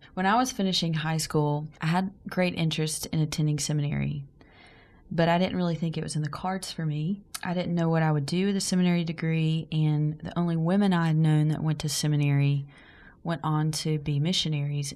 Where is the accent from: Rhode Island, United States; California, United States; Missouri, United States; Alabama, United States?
Alabama, United States; McCalla; also born or lived in Birmingham, Alabama; I am from McCalla, Alabama. It's about 35 to 40 minutes outside of Birmingham. And um, I graduated high school, though, in Birmingham